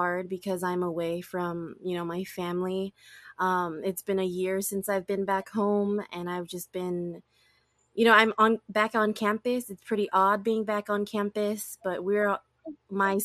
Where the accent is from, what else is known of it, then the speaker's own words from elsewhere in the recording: Oahu, Hawaii, United States; first language English; moved away as an adult; also born or lived in California / Oregon; I was born and raised on Oahu, and I've lived on the island my whole life up until I graduated high school